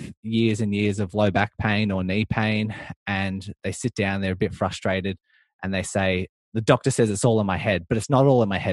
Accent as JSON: {"language": "English", "town": "Melbourne", "region": "Victoria", "country": "Australia", "said": "I'm from Melbourne, Australia"}